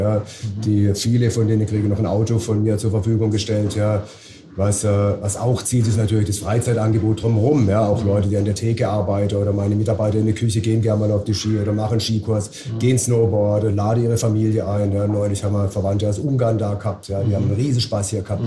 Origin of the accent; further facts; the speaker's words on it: Titisee, Baden-Württemberg, Germany; ich komme aus Titisee, das ist ja gerade mal 10 Kilometer von hier.